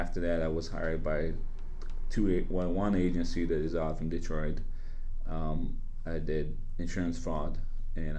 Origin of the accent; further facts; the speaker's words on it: Bosnia & Herzegovina; accent: Bosnian; now in St. Louis, United States; I'm Bosnian too, as you can tell by my accent.